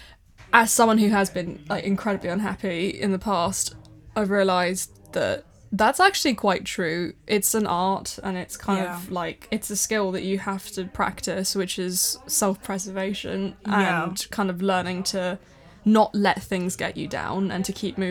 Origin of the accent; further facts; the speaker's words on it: Thailand; now in United Kingdom; I grew up in Thailand